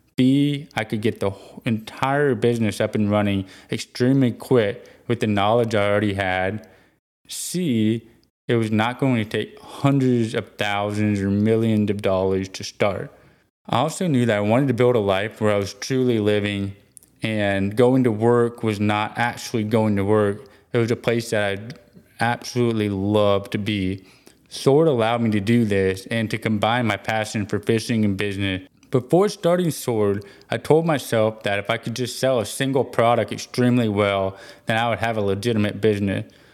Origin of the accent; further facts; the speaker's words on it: Houston, Texas, United States; I was born and raised in Houston, Texas